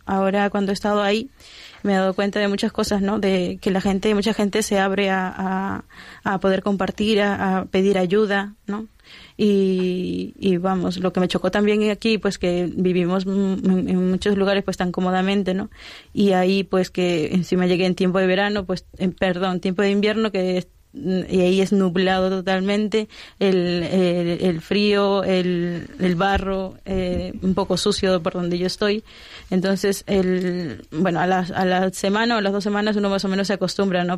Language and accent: Spanish; Lima, Peru; moved away as an adult; now in Spain; me fui a Lima, a mi tierra